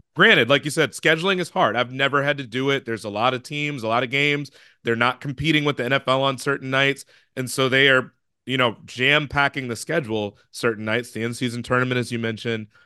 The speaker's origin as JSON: {"language": "English", "town": "Chicago", "region": "Illinois", "country": "United States", "said": "I'm from Chicago"}